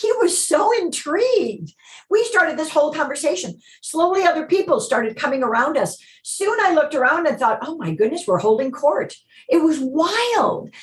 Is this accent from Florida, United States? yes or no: no; Chicago, Illinois, United States; moved away as an adult; now in Los Angeles, United States; I grew up in Chicago in a home where we went to church